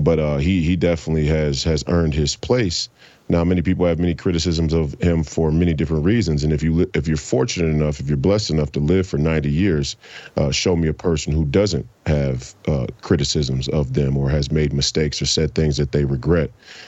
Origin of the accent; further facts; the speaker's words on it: Minnesota, United States; I grew up here in Minnesota, right? Midwest boy to the fullest